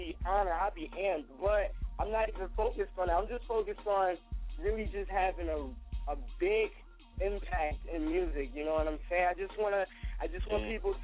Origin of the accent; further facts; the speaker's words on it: Buffalo, New York, United States; I come from Buffalo, New York.